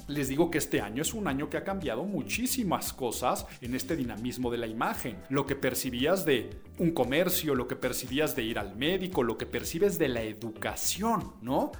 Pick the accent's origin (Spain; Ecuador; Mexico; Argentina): Mexico; como mexicano